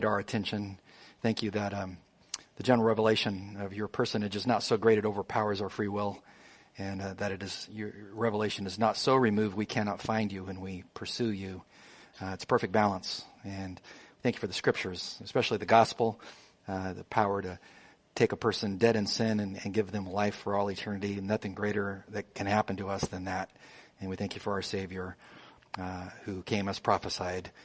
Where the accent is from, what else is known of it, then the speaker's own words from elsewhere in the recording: Imperial Valley, Southern California, United States; in the Imperial Valley where I grew up in Southern California in the desert near Yuma